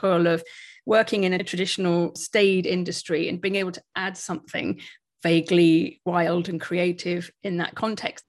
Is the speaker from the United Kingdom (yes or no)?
yes; United Kingdom; we're all British